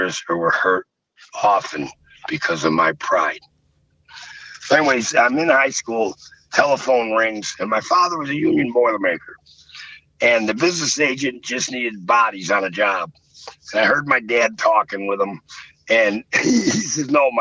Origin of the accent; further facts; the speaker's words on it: Buffalo, New York, United States; also born or lived in Fredonia, New York; In Buffalo, I'm from the Irish section of town, South Buffalo. Then we moved out to Fredonia